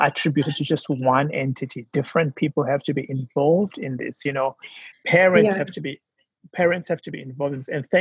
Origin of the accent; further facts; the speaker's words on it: South Africa; my home country, South Africa